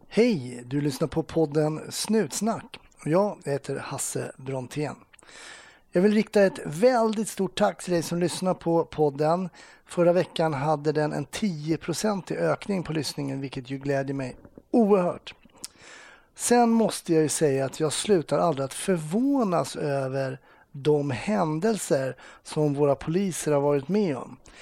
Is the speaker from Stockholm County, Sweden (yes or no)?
yes; Stockholm, Stockholm County, Sweden; det är precis där jag är uppvuxen